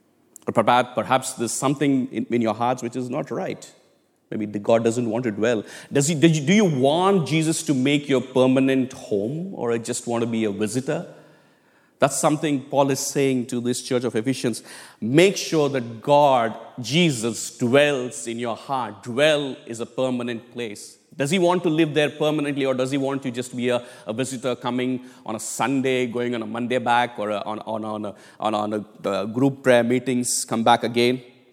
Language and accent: English; India; moved away as an adult; but I grew up in India for 25 years. So I still call it back home, which I need to change it, by the way.